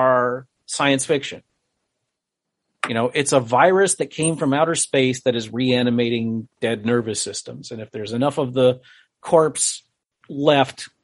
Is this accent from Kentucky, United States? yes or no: no; Connecticut, United States; moved away; I'm originally from Connecticut